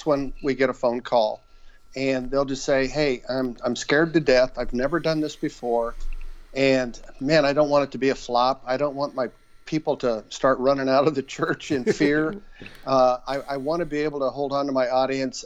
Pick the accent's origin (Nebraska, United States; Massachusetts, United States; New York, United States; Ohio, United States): Nebraska, United States; Western; moved away as an adult; also born or lived in Des Moines, Iowa / Omaha, Nebraska; I was raised in Western Nebraska on a farm